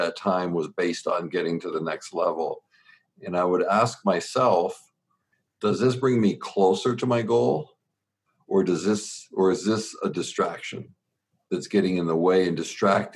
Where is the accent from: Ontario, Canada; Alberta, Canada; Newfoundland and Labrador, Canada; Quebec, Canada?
Ontario, Canada; Southern; born and raised in Southern Ontario in Canada, we were 45 minutes from Buffalo and about 3 hours from Detroit